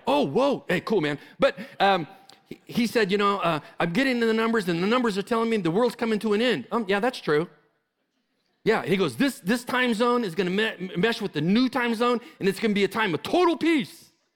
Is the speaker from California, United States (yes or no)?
yes; California, United States; moved away as an adult; I'm from California. I just came from California.